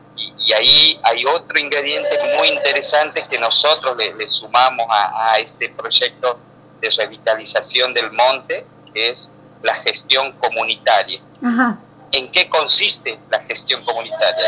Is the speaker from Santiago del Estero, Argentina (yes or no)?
yes; northern Santiago del Estero, Argentina; yo soy norteño, yo soy bien del, del, de uno de los últimos departamentos, no los últimos, pero casi de, del centro de la provincia para el norte